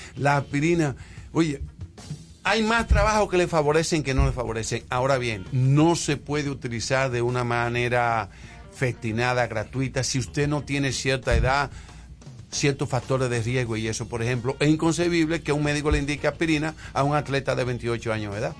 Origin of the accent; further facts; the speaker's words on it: Santiago de los Caballeros, Santiago, Dominican Republic; yo soy de Santiago y en mi época de mi 11, 12 años de edad nosotros fuimos vecinos de, de, la familia de Abreu